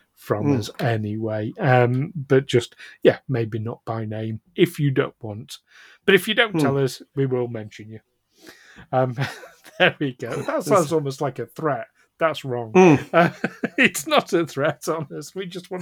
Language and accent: English; United Kingdom; we're British.